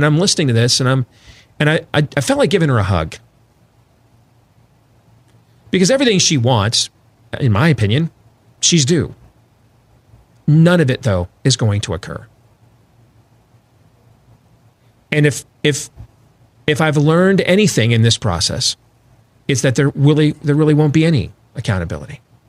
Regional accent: Missouri, United States; But inevitably, I am from Missouri. Well, it's south of here. And you have to show me.

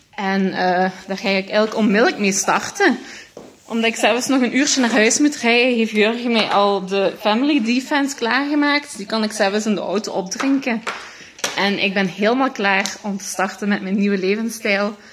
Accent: Limburg, Flanders, Belgium; Ik kom van Limburg.

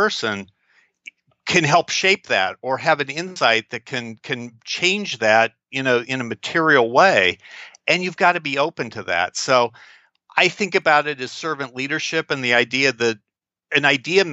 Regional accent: Kansas City, Missouri, United States; we're both from Kansas City

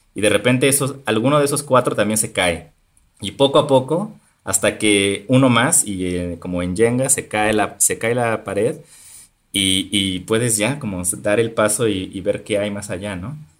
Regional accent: Topilejo, Mexico City, Mexico; yo crecí en un pueblo llamado Topilejo

